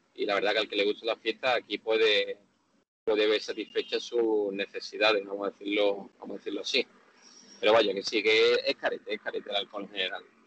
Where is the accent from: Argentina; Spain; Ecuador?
Spain; Seville, Andalusia; moved away as an adult; now in Jakarta, Indonesia; yo, como buen español y buen sevillano